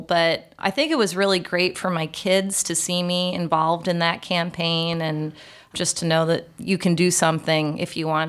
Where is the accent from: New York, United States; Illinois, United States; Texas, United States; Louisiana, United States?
Illinois, United States; Chicago; Because I knew LaCroix from the Midwest. I grew up in Chicago.